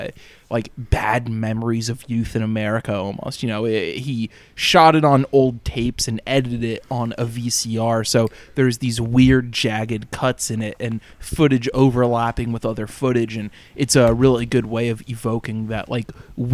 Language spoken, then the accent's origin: English; the South, United States; I put in my body growing up was just gallons upon gallons of sweet tea. It's like, oh, it's like I'm from the South.